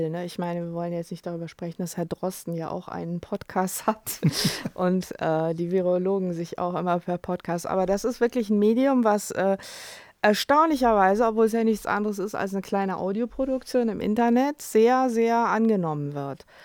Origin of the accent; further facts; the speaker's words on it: Cologne, North Rhine-Westphalia, Germany; ich bin ja selber in Köln